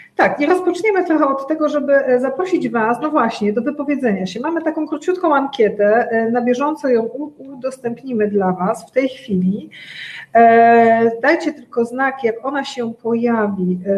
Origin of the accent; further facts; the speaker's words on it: Łódź, Łódź Voivodeship, Poland; Ja pochodzę z Łodzi